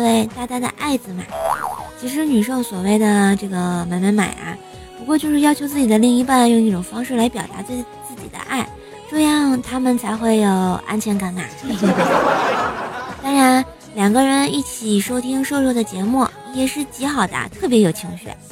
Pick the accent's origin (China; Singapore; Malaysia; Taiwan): China; Tianjin; 我们天津就特别热